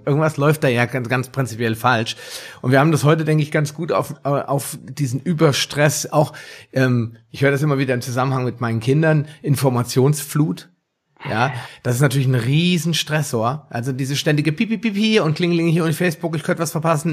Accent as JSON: {"language": "German", "country": "Germany", "said": "bei uns in Deutschland"}